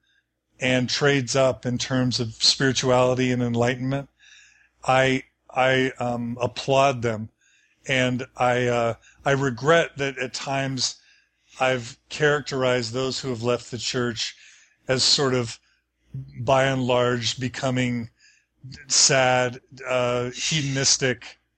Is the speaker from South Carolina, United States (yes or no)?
no; Texas, United States; moved away as an adult; also born or lived in Dallas / Washington, District of Columbia, United States / Chicago / Seattle; now in Logan, United States; I grew up in Texas the whole time